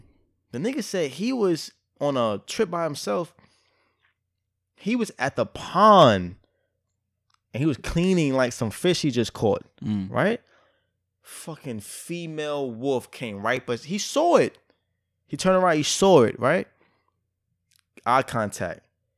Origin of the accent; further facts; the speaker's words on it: New York, United States; I'm from New York. I don't give a fuck about snakes.